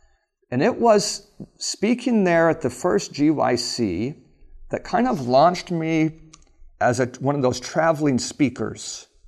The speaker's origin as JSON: {"language": "English", "region": "Alaska", "country": "United States", "tie": "born or raised there", "said": "And I grew up in Alaska, and my parents had that moving bug where we moved a lot."}